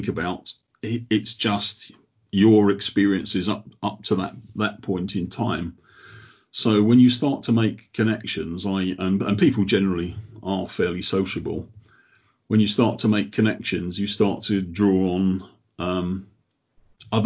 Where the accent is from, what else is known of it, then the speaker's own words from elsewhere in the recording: Croydon, London, United Kingdom; now in Sheffield, United Kingdom; Originally, I'm from Croydon